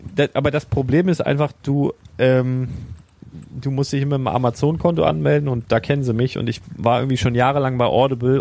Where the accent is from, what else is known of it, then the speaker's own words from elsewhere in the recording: Northern Germany, Germany; bin ja auch im Norden auf dem Dorf aufgewachsen